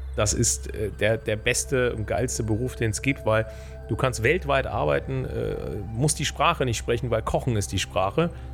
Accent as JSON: {"language": "German", "town": "Bonn", "region": "North Rhine-Westphalia", "country": "Germany", "tie": "born or raised there", "said": "ich komme ja aus Bonn, habe, ähm, bin gebürtiger Grau-Rheindorfer. Das ist der älteste Stadtteil Bonns"}